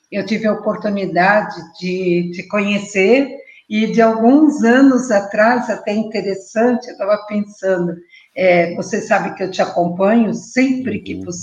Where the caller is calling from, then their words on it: Blumenau, Santa Catarina, Brazil; Eu estou falando da cidade de Blumenau.